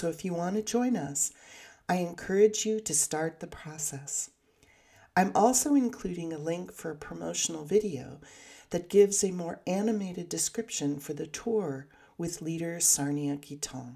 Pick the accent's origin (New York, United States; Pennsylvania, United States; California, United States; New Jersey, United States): California, United States; Southern; accent: Southern California; my Southern California accent